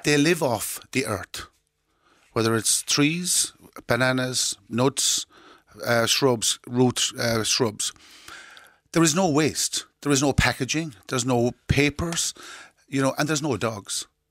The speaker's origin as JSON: {"language": "English", "town": "Doolin", "region": "Munster", "country": "Ireland", "tie": "born or raised there", "said": "when I was growing up in Doolin in the, in the sixties"}